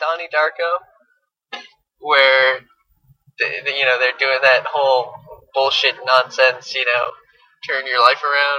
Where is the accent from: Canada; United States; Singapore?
Canada; Quebec; I'm from Quebec too.